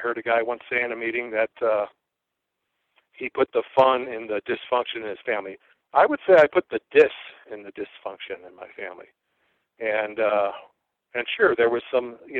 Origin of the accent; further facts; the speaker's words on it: Chicago, Illinois, United States; I was born and raised in the Chicago area in the suburbs